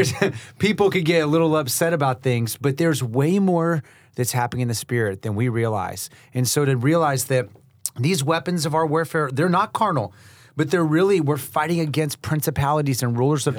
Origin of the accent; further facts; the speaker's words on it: Haiti; And that's growing up in Haiti. you know, in an environment where there's a lot of demonic power.